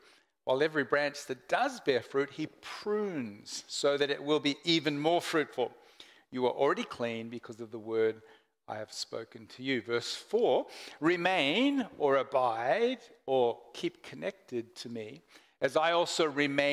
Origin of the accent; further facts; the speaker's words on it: Portland, Oregon, United States; now in Melbourne, Australia; I was born in Melbourne, and then I grew up in America, Portland, Oregon, for about 10 years before coming back to Melbourne.